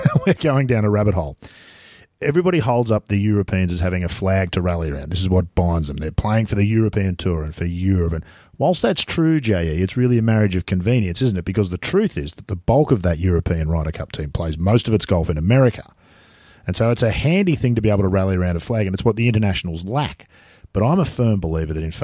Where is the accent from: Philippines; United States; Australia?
Australia; as an Australian